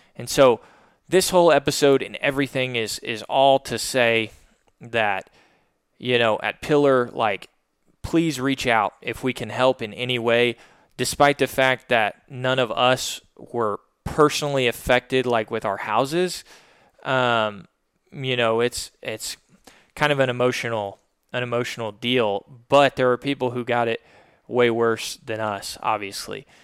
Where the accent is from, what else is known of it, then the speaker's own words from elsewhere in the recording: Little Rock, Arkansas, United States; this is obviously where our business is located in Little Rock. Um, but this is also my hometown.